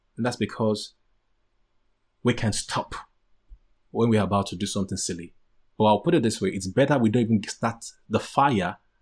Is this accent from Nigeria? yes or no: yes; Nigeria; moved away; I'm a Nigerian guy. I'm a typical Nigerian guy